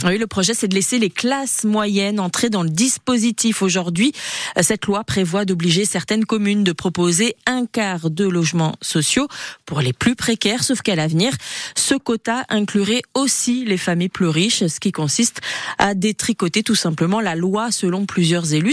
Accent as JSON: {"language": "French", "area": "Basque Country", "region": "Nouvelle-Aquitaine", "country": "France", "said": "chez nous, au Pays Basque"}